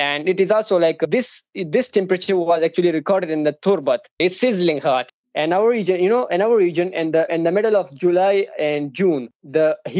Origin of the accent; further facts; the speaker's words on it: Peshawar, Khyber Pakhtunkhwa, Pakistan; I hail from Pakistan, notably I'm from Peshawar, which is renowned for a short abbreviation KPK.